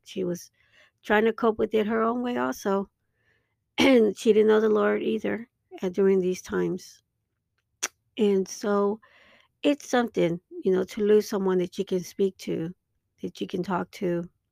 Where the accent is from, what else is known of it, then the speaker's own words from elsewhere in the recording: Dallas, Texas, United States; my hometown in, um, in Dallas, Texas